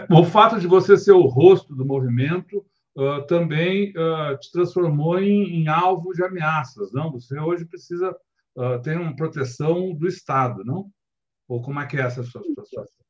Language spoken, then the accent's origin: Portuguese; Brazil